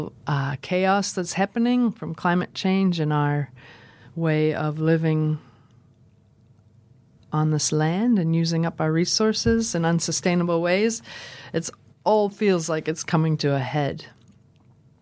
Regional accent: Minnesota, United States; now in Dunedin, New Zealand; I'm originally from Minnesota, where the days are becoming darker and things are getting very cold

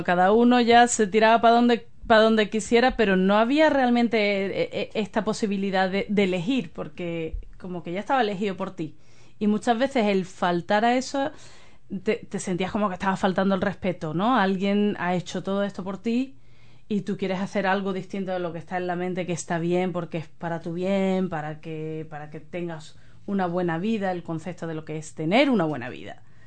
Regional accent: Spain; now in New Zealand; yo soy de España

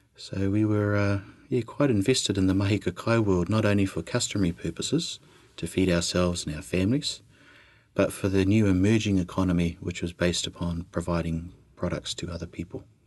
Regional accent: Christchurch, Canterbury, New Zealand; born or raised there; also born or lived in Australia / Koukourarata

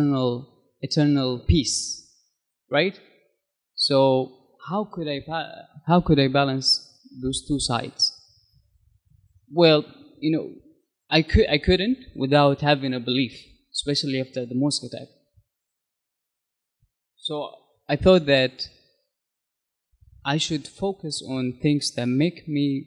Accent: Saudi Arabia; moved away as an adult; also born or lived in United States; now in Christchurch, New Zealand; I'm from Saudi Arabia

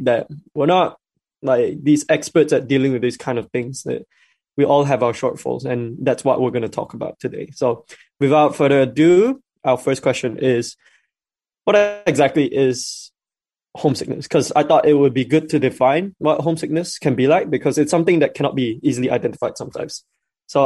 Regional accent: Malaysia; now in Dunedin, New Zealand; as a Malaysian

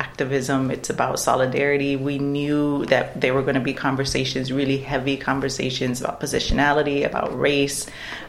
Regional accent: Waimea, Hawaii, United States; moved away as an adult; also born or lived in Dunedin, New Zealand; now in New Zealand; Home for me is Waimea. It's a town on the island of Hawai'i. So I'm from Hawai'i

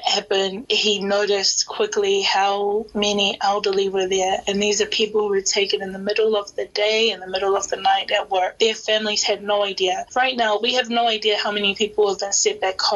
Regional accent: Auckland, New Zealand; I'm Samoan, born and bred in South Auckland, Papakura specifically

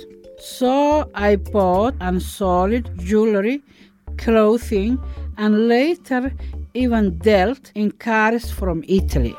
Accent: Mogadishu, Banaadir, Somalia; moved away as an adult; also born or lived in Kenya / Europe; now in New Zealand; I am a Kiwi Somali refugee who escaped the Somali war.

